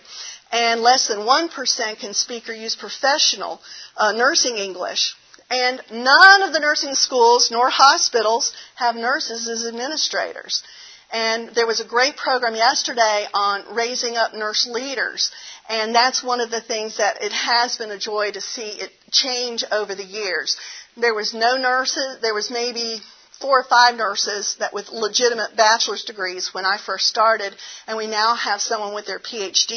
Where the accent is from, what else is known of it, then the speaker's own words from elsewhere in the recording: the South, United States; accent: southern; my southern accent comes out.